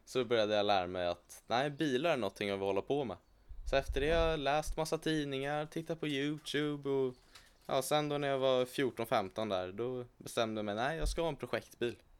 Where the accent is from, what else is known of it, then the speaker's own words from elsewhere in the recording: Sweden; jag är född här i Sverige